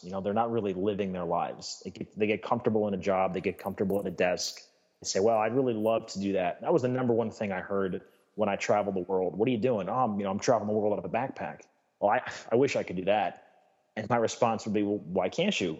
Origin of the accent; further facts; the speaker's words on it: United States; as an American